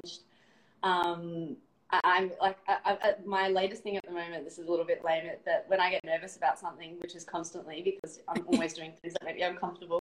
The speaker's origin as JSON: {"language": "English", "town": "Melbourne", "region": "Victoria", "country": "Australia", "moved": "as an adult", "lives_now": "Noosa, Australia", "said": "I'm from Melbourne"}